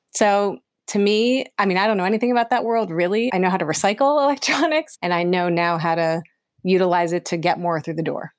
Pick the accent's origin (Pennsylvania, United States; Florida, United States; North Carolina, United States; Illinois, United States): Pennsylvania, United States; moved away as an adult; also born or lived in New York / Los Angeles; I'm from Pennsylvania originally